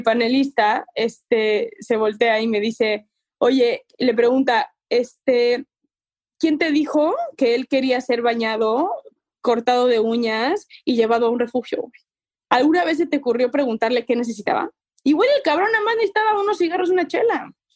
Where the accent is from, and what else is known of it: Mexico